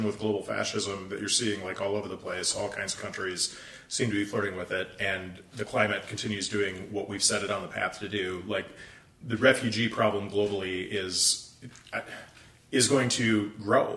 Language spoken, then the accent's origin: English; United States; as an American citizen